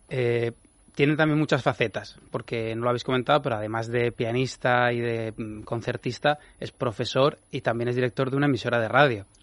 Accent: Cuenca, Castilla-La Mancha, Spain; Pues yo soy de Cuenca y me gusta mucho todo lo que es la carne de la sierra, eh, la orza y estas cosas que comemos por allí me gusta mucho.

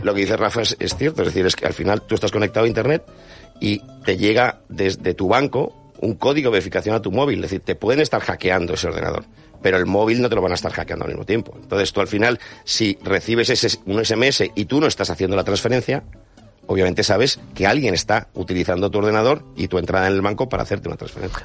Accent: Bilbao, Basque Country, Spain; Soy de Bilbao

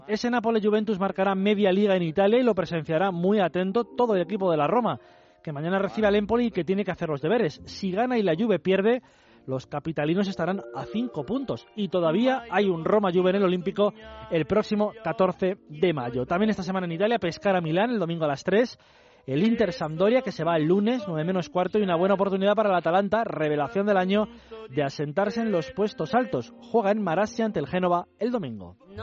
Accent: Argentina; soy argentino

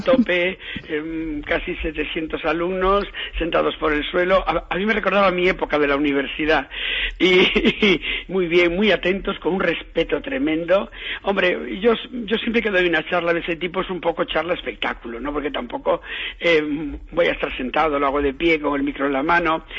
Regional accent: Galicia, Spain; uno como es gallego

